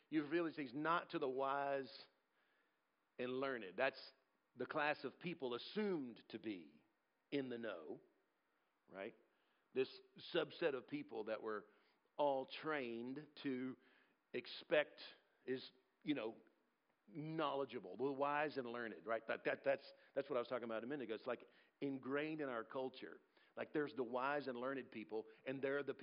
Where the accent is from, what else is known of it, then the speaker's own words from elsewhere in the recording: United States; I'm also an American.